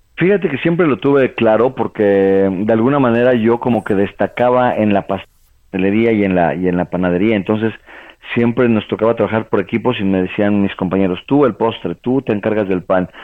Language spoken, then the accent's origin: Spanish; Toluca, State of Mexico, Mexico; moved away as an adult; also born or lived in Puebla, Mexico / France; me fui de Toluca a vivir a Puebla